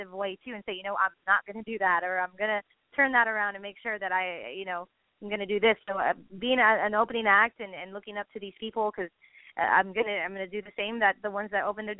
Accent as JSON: {"language": "English", "town": "San Benito", "region": "Texas", "country": "United States", "tie": "born or raised there", "said": "my hometown, San Benito, where I was, you know, originally born and raised"}